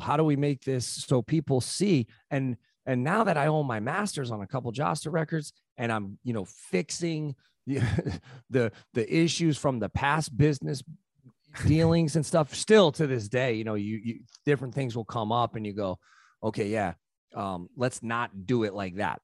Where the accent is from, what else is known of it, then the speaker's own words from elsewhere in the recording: New Haven, Connecticut, United States; I grew up in New Haven